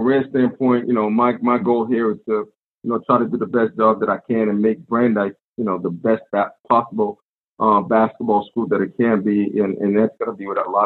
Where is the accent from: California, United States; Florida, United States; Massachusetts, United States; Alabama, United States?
Massachusetts, United States; Medford; I grew up in Medford